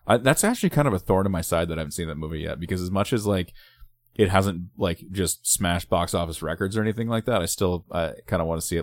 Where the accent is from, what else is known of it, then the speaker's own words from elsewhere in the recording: Littletown, Oregon, United States; I grew up in Littletown, Oregon